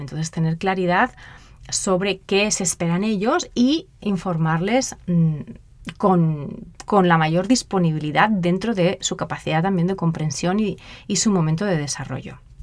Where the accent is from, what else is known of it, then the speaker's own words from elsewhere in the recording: Spain; moved away as an adult; also born or lived in Mozambique; yo soy española